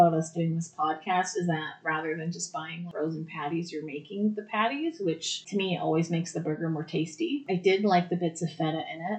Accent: United Kingdom; I know that was more British than Scottish, but I mean, I'm British, so.

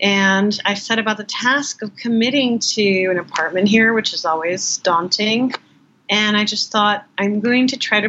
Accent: Los Angeles, California, United States; moved away as an adult; also born or lived in Northern New Mexico; now in New York, United States; I grew up in Los Angeles, I never got to know that city the way I got to know New York. I came to New York when I was 18

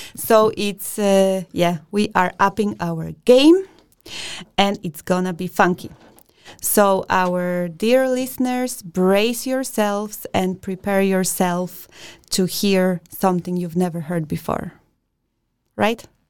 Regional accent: Poland; now in Denmark; I'm from Poland

